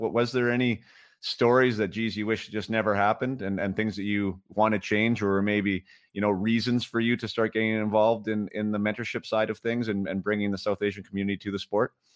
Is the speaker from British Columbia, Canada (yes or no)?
yes; Vernon, British Columbia, Canada; I'm from Vernon, B C, lived in Vernon, B C.